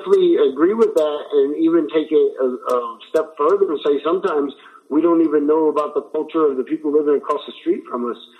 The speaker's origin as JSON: {"language": "English", "region": "Midwest", "country": "United States", "tie": "born or raised there", "said": "I wanna phrase this correctly, but like growing up in the Midwest, a lot of times when we learn about history and when we study U.S. history, the main focus of that is on like Plymouth Rock and the East Coast and the 13 original colonies."}